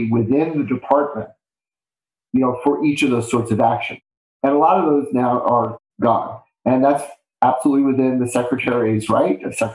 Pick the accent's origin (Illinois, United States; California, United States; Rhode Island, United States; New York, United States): New York, United States; New York City; It was a true city experience growing up in Bay Ridge, Brooklyn